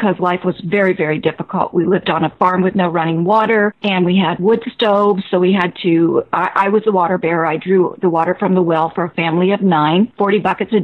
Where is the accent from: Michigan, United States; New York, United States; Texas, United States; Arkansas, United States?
Michigan, United States; Detroit; I was born in Detroit, Michigan